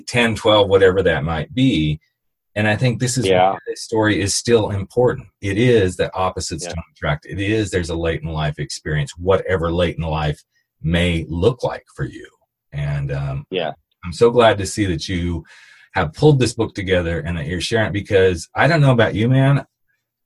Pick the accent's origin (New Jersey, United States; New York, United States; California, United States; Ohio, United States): California, United States; I'm from California